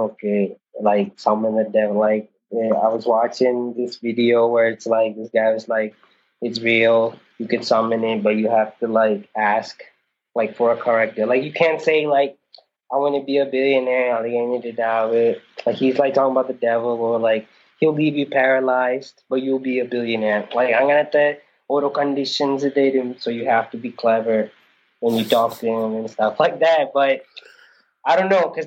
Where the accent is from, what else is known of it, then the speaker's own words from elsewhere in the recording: New Orleans, Louisiana, United States; moved away as an adult; also born or lived in Thrissur, India / Ooty, India; now in India; I'm from New Orleans